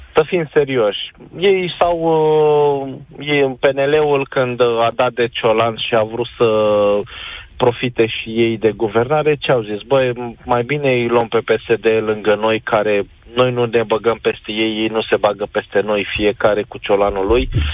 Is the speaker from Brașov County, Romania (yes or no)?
no; Ploiești, Prahova, Romania; eu sunt din Ploiești